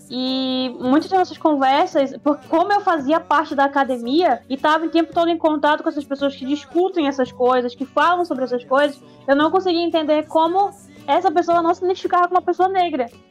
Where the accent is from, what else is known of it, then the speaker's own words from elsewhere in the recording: Manaus, Amazonas, Brazil; eu sou manauara, eu sou brasileira, eu sou latina